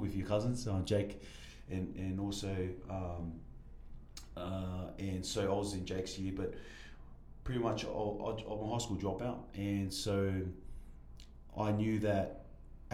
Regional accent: Sydney, New South Wales, Australia; now in Utah County, United States; Born and raised in Sydney, Australia

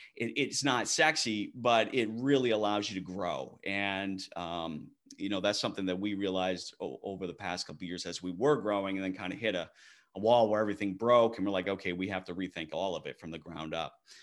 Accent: Maine, United States; now in Texas, United States; born and raised in Maine

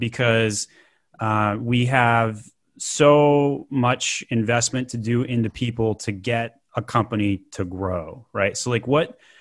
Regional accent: Utah, United States; I grew up in Utah

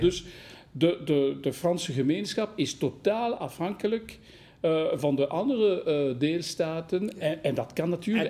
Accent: Wallonia, Belgium; Dutch is a second language; ik ben een Waal

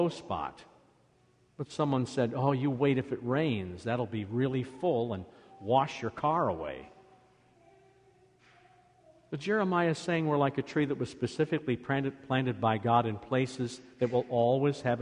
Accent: Iowa, United States; now in Michigan, United States; Where I grew up in Iowa

